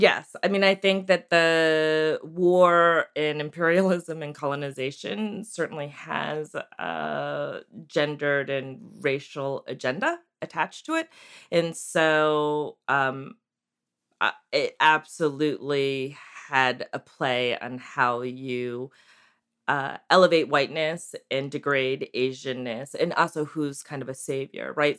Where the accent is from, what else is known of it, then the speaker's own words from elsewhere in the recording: Maryland and Connecticut, East Coast, United States; moved away as an adult; also born or lived in Seoul, South Korea; now in Santa Cruz, United States; I grew up on the East Coast in Maryland and Connecticut